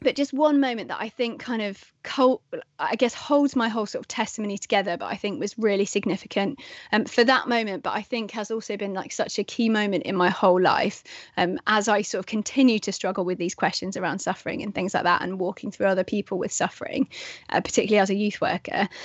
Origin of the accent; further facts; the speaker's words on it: England, United Kingdom; I'm English